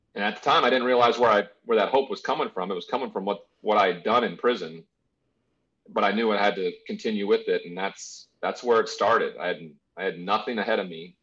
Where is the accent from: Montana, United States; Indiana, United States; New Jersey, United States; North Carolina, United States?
Montana, United States; Great Falls; I grew up in a small town in uh, in Montana called Great Falls